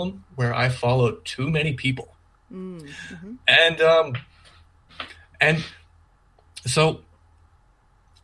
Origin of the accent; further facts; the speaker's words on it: Canada; now in Alberta, Canada; I am a Canadian